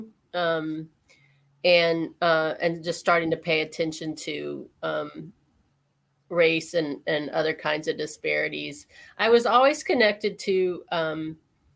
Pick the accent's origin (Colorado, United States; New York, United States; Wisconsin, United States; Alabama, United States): Alabama, United States; moved away as an adult; also born or lived in Ohio; I grew up in Alabama. I moved from there after my undergrad and went to Ohio